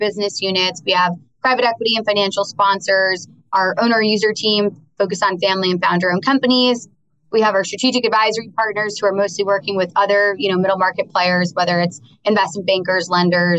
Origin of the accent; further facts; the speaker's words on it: New York, United States; I'm from New York. Most of my very small circle of close friends live in the city. My family's out on Long Island